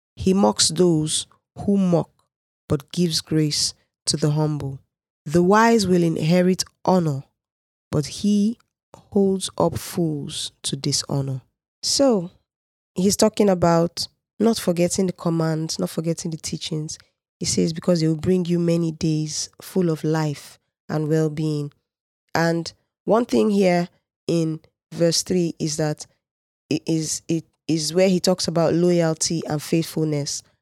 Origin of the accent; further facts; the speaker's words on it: Nigeria; I'm a Nigerian